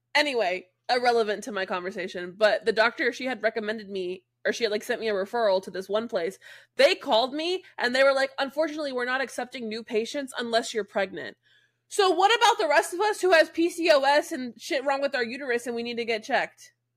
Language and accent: English; Jacksonville, United States; born or raised there; moved away